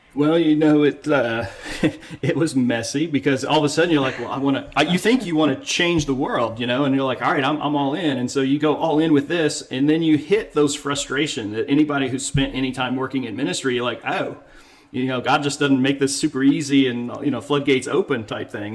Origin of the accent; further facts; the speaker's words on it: United States; Being an American